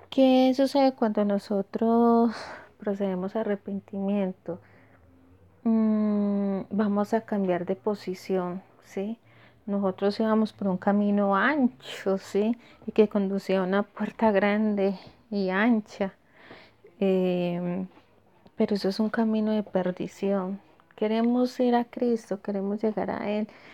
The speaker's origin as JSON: {"language": "Spanish", "country": "Colombia", "said": "nosotros como colombianos que estamos acostumbrados a dar la mano"}